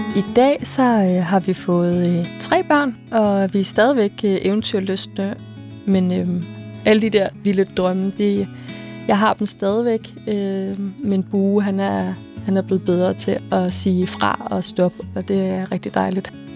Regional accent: Denmark; hvor man er født og opvokset i Danmark

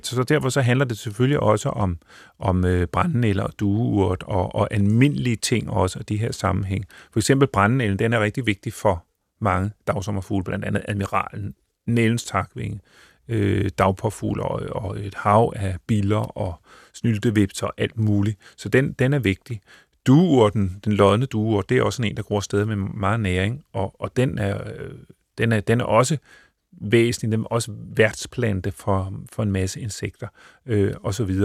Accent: northern Bornholm, Capital Region of Denmark, Denmark; jeg voksede op på Nordbornholm, hvor det myldrede med sjove sommerfugle

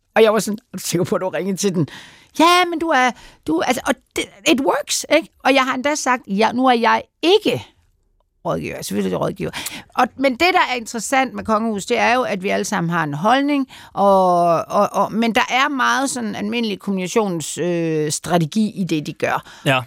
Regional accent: Denmark; vi som danskere

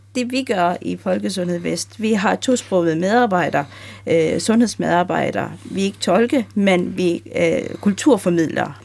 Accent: Denmark; jeg er opvokset i Danmark

